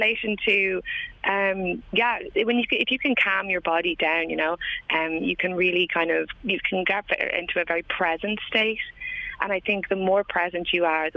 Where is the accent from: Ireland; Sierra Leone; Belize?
Ireland; Leixlip, County Kildare; I'm from Leixlip